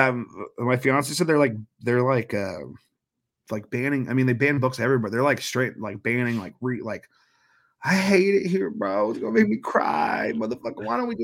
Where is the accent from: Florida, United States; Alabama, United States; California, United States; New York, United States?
California, United States; Dublin; also born or lived in Oakland; I was born in Oakland, California, and then I moved to Dublin in the 90s when I was like two or three. And so that's about 20 minutes from Oakland. So, yeah, I grew up.